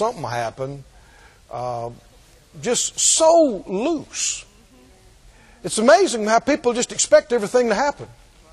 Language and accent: English; United States; we're American